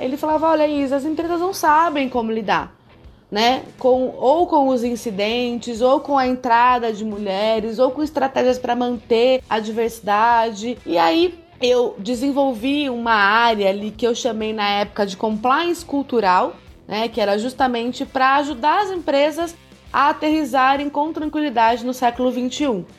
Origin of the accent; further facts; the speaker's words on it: Campinas, São Paulo, Brazil; moved away as an adult; eu vim do interior de São Paulo, Campinas, uma cidade muito rica, de uma família de classe média alta, que pôde me prover escola particular a vida inteira